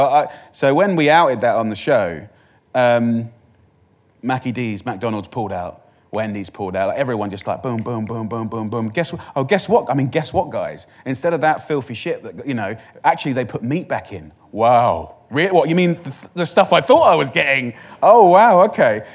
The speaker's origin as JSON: {"language": "English", "area": "Essex", "region": "East of England", "country": "United Kingdom", "said": "I'm from Essex"}